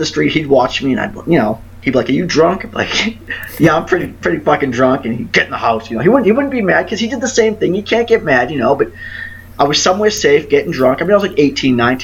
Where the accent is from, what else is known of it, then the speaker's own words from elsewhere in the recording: Boston, Massachusetts, United States; moved away; I grew up in Southie